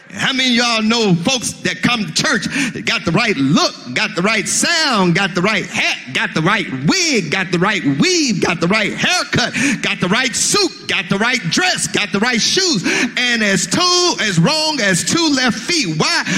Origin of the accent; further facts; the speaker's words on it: Mississippi, United States; I'm from Mississippi